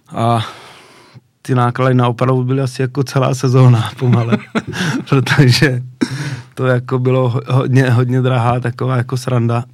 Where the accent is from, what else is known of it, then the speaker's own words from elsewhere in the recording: Náměšť nad Oslavou, Vysočina Region, Czechia; v náměšť na to slavu, odkud pocházím